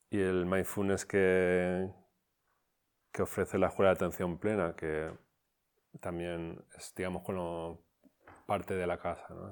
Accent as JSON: {"language": "Spanish", "town": "Barcelona", "region": "Catalonia", "country": "Spain", "said": "Entonces, claro, un, dojo, yo soy de Barcelona, no tengo ni idea"}